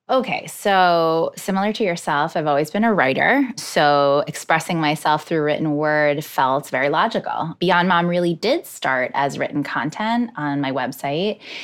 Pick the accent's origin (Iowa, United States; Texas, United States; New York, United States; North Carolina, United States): New York, United States; Hudson Valley; moved away as an adult; now in New York City, United States; I grew up in the Hudson Valley